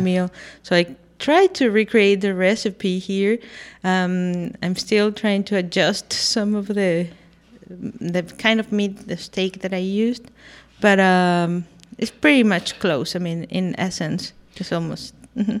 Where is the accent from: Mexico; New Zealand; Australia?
Mexico; Guadalajara, Jalisco; now in Austin, United States; I'm from Guadalajara, Jalisco